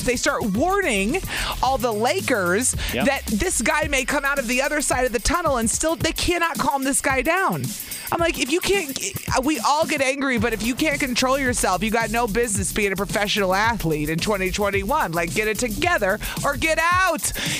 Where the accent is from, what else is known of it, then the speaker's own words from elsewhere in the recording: Southern Illinois, United States; I'm not from New York. I'm from Southern Illinois, technically, is where I grew up.